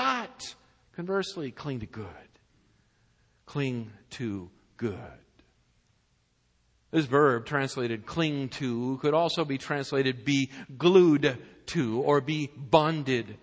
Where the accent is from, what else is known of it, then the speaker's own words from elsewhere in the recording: Massachusetts, United States; moved away as an adult; also born or lived in Fort Worth, Texas; we were born and brought up in Massachusetts in the New England area, and we're now living in Fort Worth